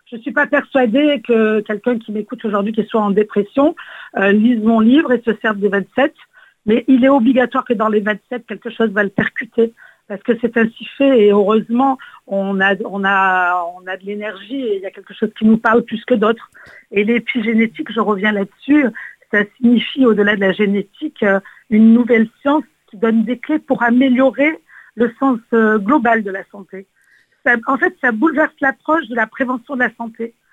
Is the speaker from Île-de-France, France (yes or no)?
no; Nîmes, Occitania, France; J'aimerais me retourner sur, chez nous en Occitanie vous savez que je suis nimoise et combien euh, j'aime